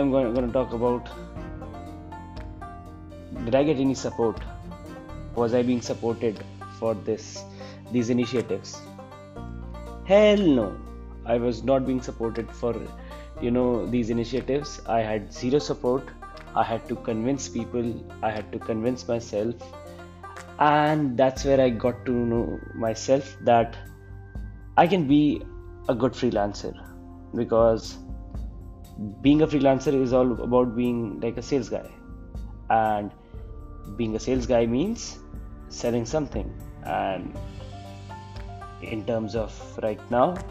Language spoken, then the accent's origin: English; Chandigarh, India; I am from Chandigarh.